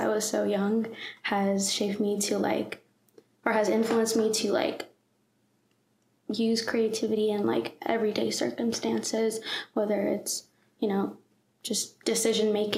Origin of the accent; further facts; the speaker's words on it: Atlanta, Georgia, United States; I grew up in Atlanta, Georgia. I've lived here my whole life. In Forsyth County.